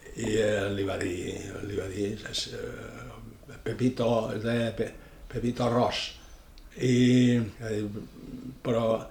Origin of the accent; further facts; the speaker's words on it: Ibiza, Balearic Islands, Spain; Vaig néixer a Eivissa, a Vila, el 3 de juliol de 1943